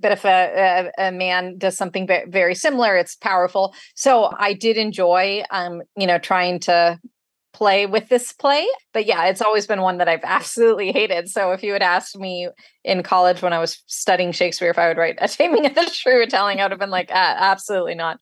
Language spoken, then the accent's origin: English; Northern California, United States; moved away as an adult; now in San Diego, United States; Northern California, where I'm actually from